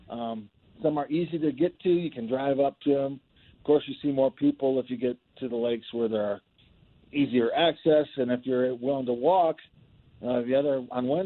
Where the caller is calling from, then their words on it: Steamboat Springs, Colorado, United States; I'm up in Steamboat Springs right now.